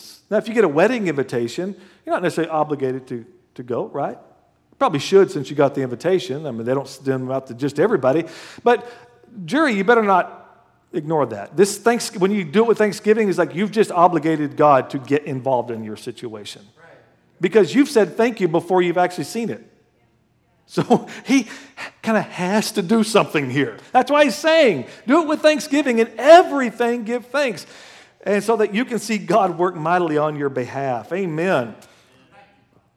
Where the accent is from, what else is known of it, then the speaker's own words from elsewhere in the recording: Oklahoma, United States; moved away; I'm from Oklahoma